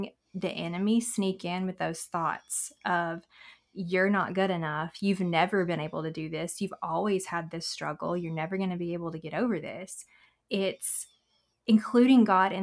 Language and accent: English; Southern US, United States; accent: Southern; our Southern accent